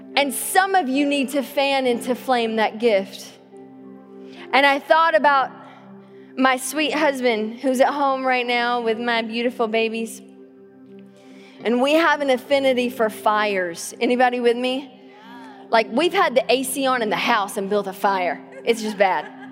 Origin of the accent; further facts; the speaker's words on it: the South, United States; now in Tacoma, United States; growing up in the South and drinking out of the water hose